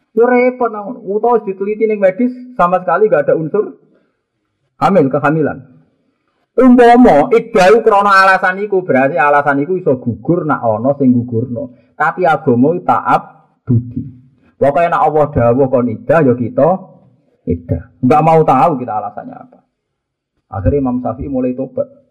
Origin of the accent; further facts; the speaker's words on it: Java, Indonesia; aku wong Jawa